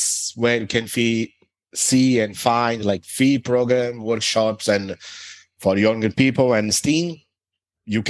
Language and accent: English; Brazil; moved away as an adult; now in Dublin, Ireland; I'm originally from Brazil, but I'm based in Dublin, Ireland for a long time, more than 10 years.